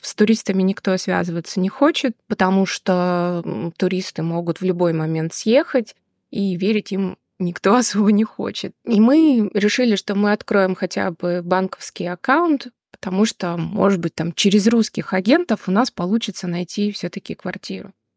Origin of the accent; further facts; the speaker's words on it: Rostov-on-Don, Rostov Oblast, Russia; also born or lived in Moscow / Tashkent; now in United States; Сама я из Ростова-на-Дону, но очень много лет жила в Москве